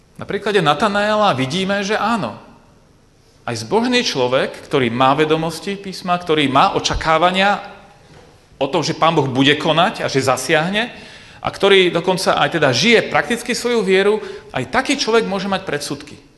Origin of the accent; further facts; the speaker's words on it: Bratislava, Bratislava Region, Slovakia; now in Košice, Slovakia; ja pôvodom pochádzam z Bratislavy a žijem v Košiciach